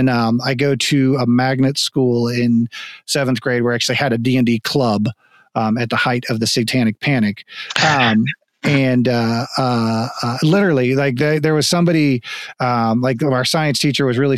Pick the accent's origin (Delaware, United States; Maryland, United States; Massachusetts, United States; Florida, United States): Florida, United States; moved away; also born or lived in Texas; we moved to Texas in 89 I grew up in Florida